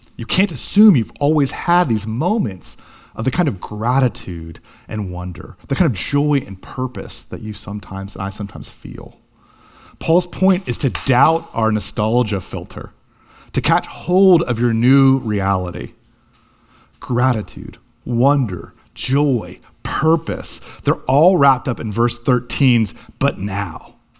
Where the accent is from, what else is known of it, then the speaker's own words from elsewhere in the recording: Columbus, Ohio, United States; Columbus, Ohio, my hometown